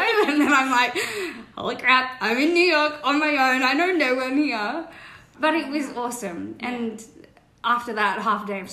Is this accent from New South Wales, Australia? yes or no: yes; Cronulla, New South Wales, Australia; we're from Cronulla.